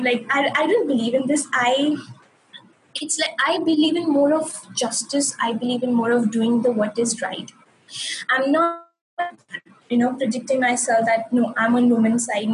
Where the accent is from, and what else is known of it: India; moved away as an adult; also born or lived in United Kingdom